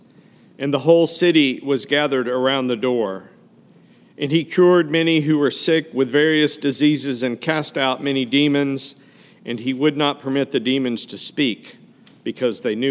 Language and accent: English; Fayetteville, Arkansas, United States; moved away; I grew up in Fayetteville, Arkansas, not only my hometown